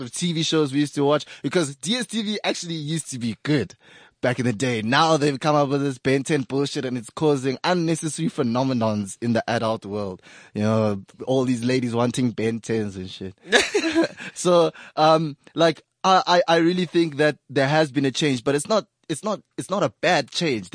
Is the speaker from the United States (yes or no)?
no; Pretoria, Gauteng, South Africa; I grew up in Pretoria, Sunnyside, where there's a lot of, flats